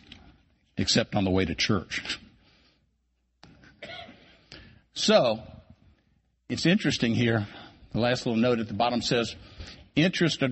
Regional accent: Culpeper County, Virginia, United States; I grew up here in Culpeper County, where I learned to work hard and play hard at everything that I ever did

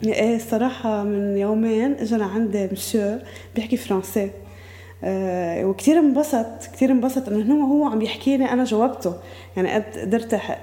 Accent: Beqaa, Lebanon; moved away as an adult; also born or lived in Bqaa Kafra; now in Byblos, Lebanon; أنا من البقاع مجوزة على بقاع كفرة عندي أربع أولاد آه، قاعدة بجبال

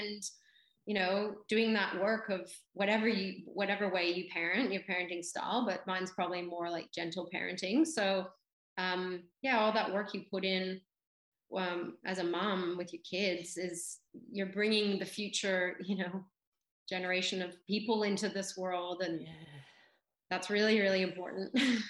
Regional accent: Canada; now in Australia; because I grew up in Canada and then I moved to Australia

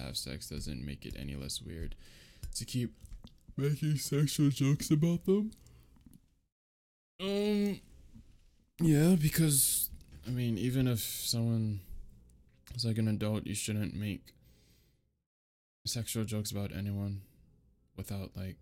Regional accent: United States; I'm from America

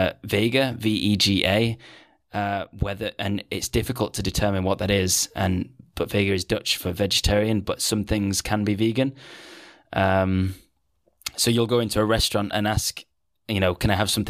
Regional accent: Manchester, North West England, United Kingdom; moved away as an adult; now in Netherlands; I'm from Manchester

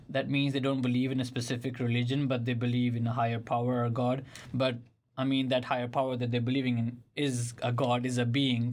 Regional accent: Pakistan; moved away; when I was growing up in Pakistan, it's a m, Islamic country

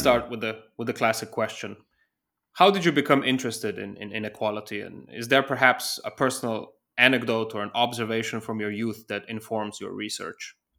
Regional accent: Slovenia; now in Germany; my home country of Slovenia

